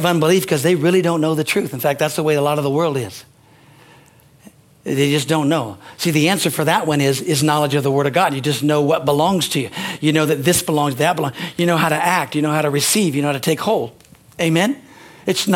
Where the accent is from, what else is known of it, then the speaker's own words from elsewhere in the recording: United States; I'm an American.